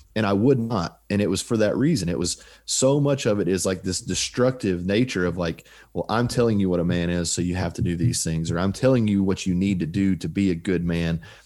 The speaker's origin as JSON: {"language": "English", "country": "United States", "said": "I'm an American"}